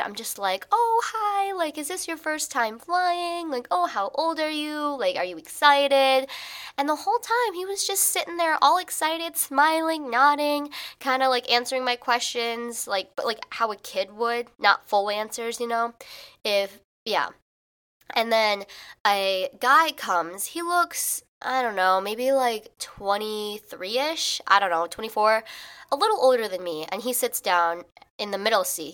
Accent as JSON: {"language": "English", "region": "Illinois", "country": "United States", "moved": "as an adult", "lives_now": "New York, United States", "said": "I am from Illinois"}